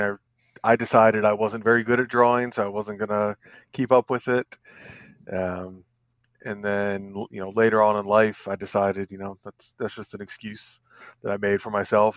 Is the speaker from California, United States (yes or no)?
no; Northern Virginia, United States; also born or lived in Colorado Springs, Colorado / Staunton, Virginia; I'm born and raised in Virginia for the most part. Lived here all my life, except we, uh, took a brief detour to Colorado Springs for about six and a half years.